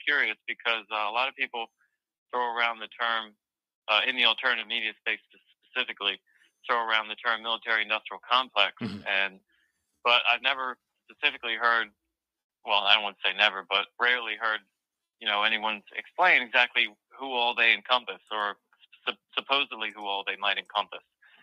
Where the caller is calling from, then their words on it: Delaware, United States; Hey, Mike … from Delaware. Can you hear me?